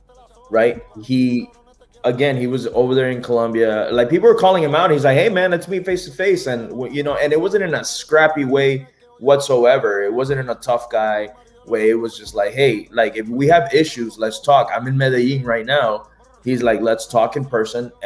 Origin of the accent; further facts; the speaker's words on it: Nicaragua; I'm from Nicaragua